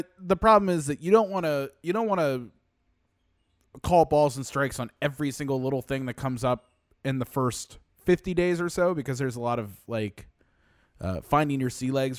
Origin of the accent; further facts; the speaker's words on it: the South, United States; And I'm a Democrat from the South. It's a little bit different.